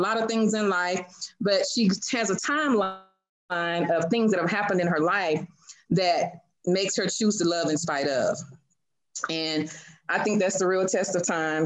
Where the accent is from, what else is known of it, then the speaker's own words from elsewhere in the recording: Houston, Texas, United States; now in Landstuhl, Germany; I am from Houston, Texas, but I live now in Landstuhl, Germany